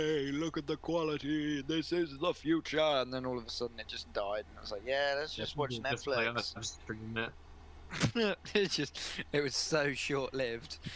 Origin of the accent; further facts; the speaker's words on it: England, United Kingdom; we as English people